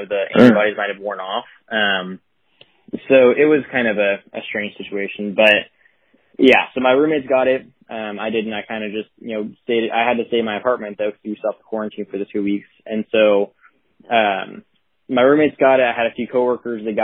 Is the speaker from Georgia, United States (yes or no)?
no; Tulare, California, United States; my hometown, Tulare